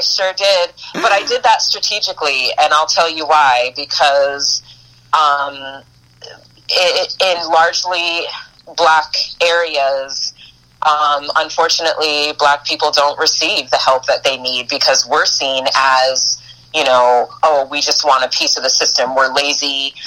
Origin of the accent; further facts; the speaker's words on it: Boston / New York, then Florida, East Coast, United States; moved away as an adult; also born or lived in Eugene, Oregon; i'm an east coast girl i was born in boston raised between boston and new york till i was mm-hmm. about uh, nine or ten and then um, moved to florida with my mom